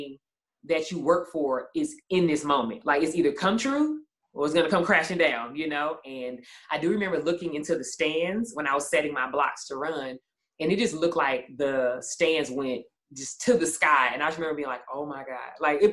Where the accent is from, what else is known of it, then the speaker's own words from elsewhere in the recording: East St. Louis, Illinois, United States; I'm from East St. Louis.